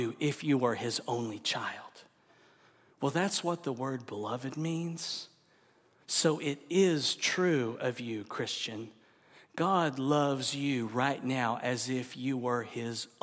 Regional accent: Oklahoma, United States; I grew up in Oklahoma

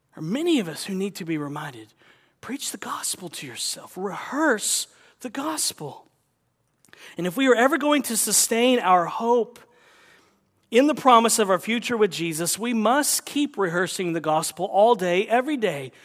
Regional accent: the South, United States; growing up in the South

